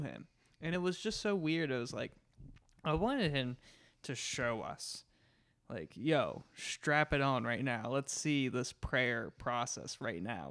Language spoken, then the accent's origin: English; United States